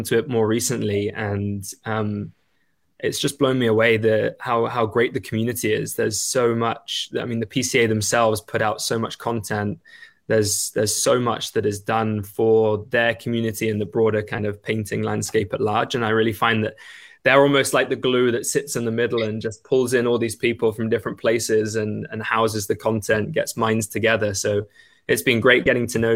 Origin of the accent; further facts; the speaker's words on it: England, United Kingdom; moved away as an adult; now in Vancouver, Canada; I'm English.